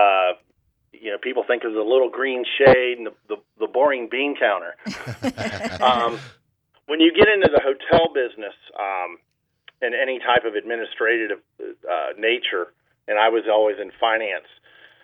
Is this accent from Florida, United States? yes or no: yes; Orlando, Florida, United States; also born or lived in Tallahassee / Sarasota; I'm local, I was born and raised in Orlando